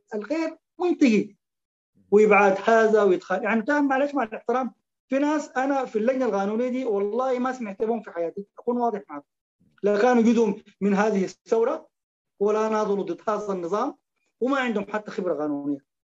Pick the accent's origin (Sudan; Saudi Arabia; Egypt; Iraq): Sudan; احنا كسودانيين